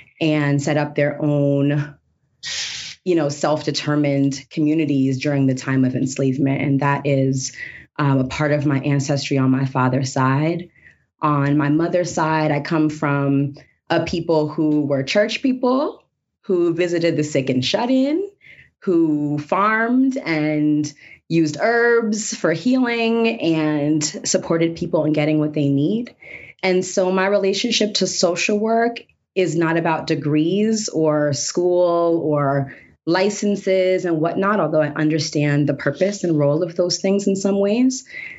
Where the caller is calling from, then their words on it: Florida, United States; I'm joining you from Tequesta, Miccosukee, Seminole lands in South Florida, what we call South Florida now.